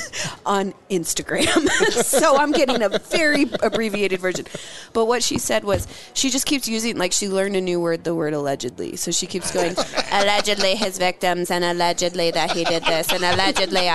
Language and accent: English; Annapolis, Maryland, United States; I'm from Annapolis there.